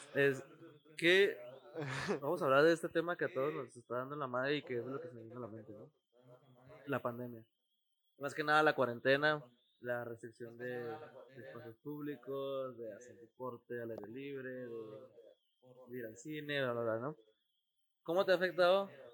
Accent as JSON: {"language": "Spanish", "town": "Ciudad Juárez", "region": "Chihuahua", "country": "Mexico", "said": "los que somos de aquí, de Ciudad Juárez"}